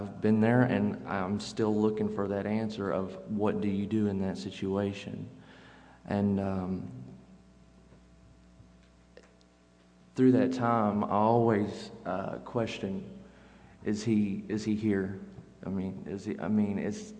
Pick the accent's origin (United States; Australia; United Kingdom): United States; Henderson; I'm from Henderson